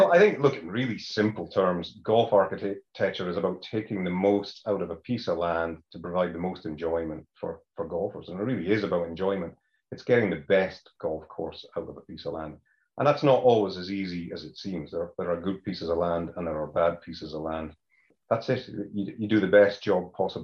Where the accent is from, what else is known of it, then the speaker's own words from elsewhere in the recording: Scotland, United Kingdom; moved away as an adult; now in Ireland; I'm Scottish originally, as you can tell